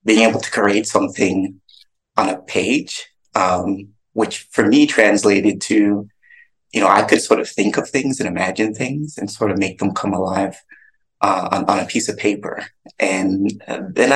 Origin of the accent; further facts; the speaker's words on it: Toronto, Ontario, Canada; moved away; also born or lived in Atlanta; I grew up in Scarborough in Toronto, Canada.